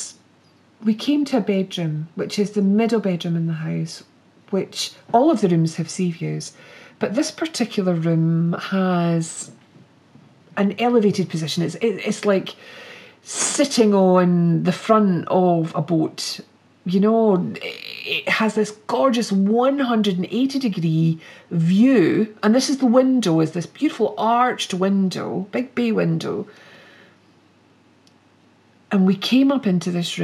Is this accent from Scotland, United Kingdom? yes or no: yes; Glasgow, Scotland, United Kingdom; also born or lived in Edinburgh; even though I was brought up in Glasgow, Edinburgh feels more like home, because we brought our three girls up in Edinburgh and we lived there for over 16 years.